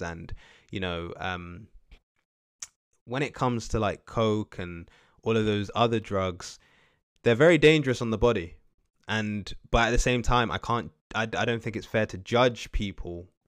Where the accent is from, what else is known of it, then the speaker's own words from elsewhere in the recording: United Kingdom; as Black British people from the U K